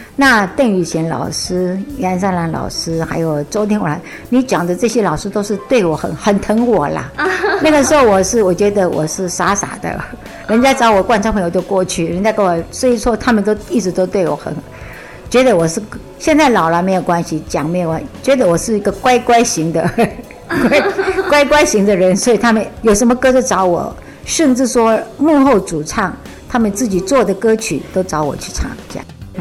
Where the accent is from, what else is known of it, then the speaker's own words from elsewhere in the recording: Taiwan; 我现在脾是台湾人，股市客家人